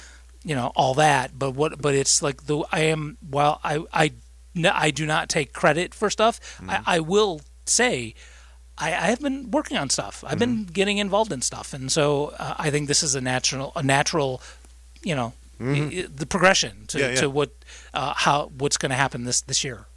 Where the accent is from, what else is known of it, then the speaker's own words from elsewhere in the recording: Rochester, New York, United States; I'm from Rochester